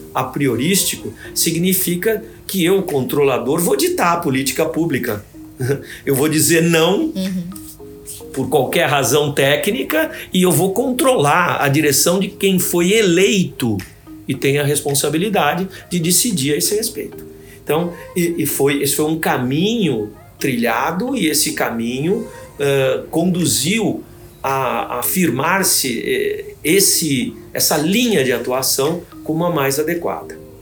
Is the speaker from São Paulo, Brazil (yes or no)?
yes; Santos, São Paulo, Brazil; moved away as an adult; now in São Paulo, Brazil; Eu fui ser promotor primeiro como substituto em Santos, que é a minha cidade natal